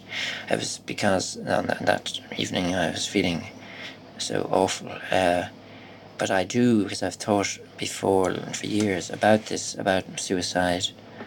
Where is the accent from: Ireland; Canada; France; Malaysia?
Ireland